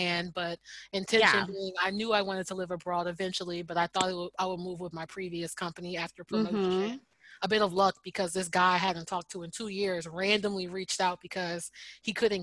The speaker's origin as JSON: {"language": "English", "country": "United States", "also_born_or_lived": "New York City, United States", "moved": "as an adult", "lives_now": "Amsterdam, Netherlands", "said": "I've never felt so American"}